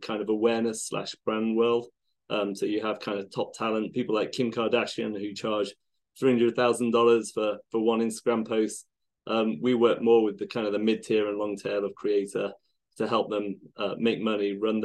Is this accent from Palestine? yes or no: no; United Kingdom; now in Seattle, United States; I live in Seattle. Yeah, although I'm British originally